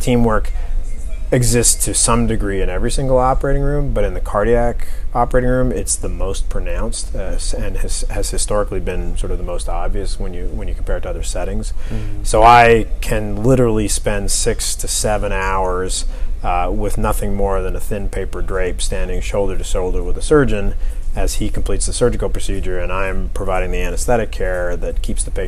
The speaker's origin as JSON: {"language": "English", "country": "Canada", "tie": "born or raised there", "moved": "yes", "said": "Originally, I'm from Canada. I grew up in Canada."}